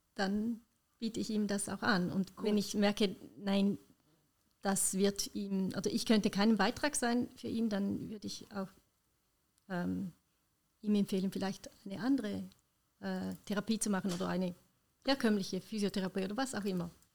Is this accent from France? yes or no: no; Switzerland; bei uns in der Schweiz